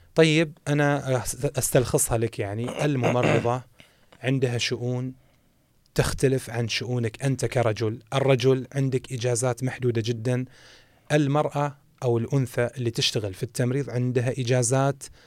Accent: Saudi Arabia; الموجود عندنا في المملكة العربية السعودية

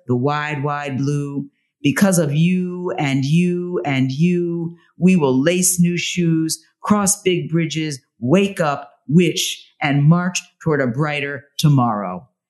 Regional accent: Washington, District of Columbia, United States; I was born in Washington, D.C.

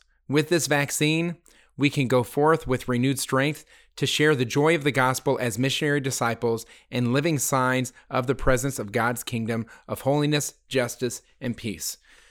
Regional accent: Littleton, Colorado, United States; I grew up in Littleton, Colorado, the home of the Columbine shooting.

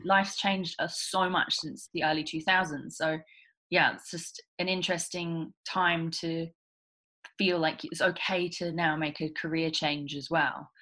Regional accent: England, United Kingdom; moved away as an adult; now in Australia; I'm originally from England. Um, I left England when I was 19

